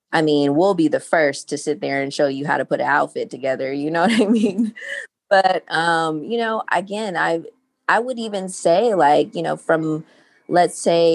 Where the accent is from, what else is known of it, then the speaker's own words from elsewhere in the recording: Los Angeles, California, United States; I grew up in South Central Los Angeles.